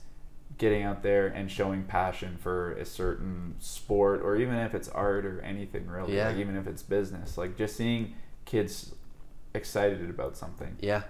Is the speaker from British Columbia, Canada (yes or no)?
yes; Terrace, British Columbia, Canada; also born or lived in Comox, Canada; now in Whistler, Canada; growing up in Terrace, like, you don't, like the scene up there is really, really small.